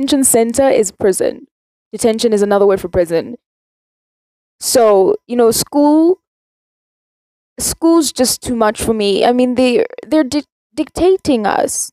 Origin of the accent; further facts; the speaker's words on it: South Africa; I'm South African